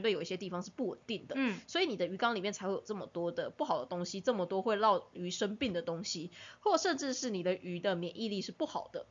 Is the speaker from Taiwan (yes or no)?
yes; southern Taiwan, Taiwan; also born or lived in Penghu; 因为我是南部人，所以说南部的水一直都很硬